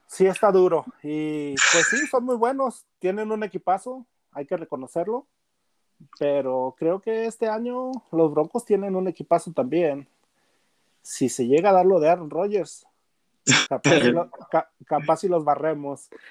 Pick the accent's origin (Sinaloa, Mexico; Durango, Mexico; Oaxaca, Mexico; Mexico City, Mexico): Durango, Mexico; Gómez Palacio; now in Denver, United States; soy de de Gómez Palacio Durango, la comarca lagunera.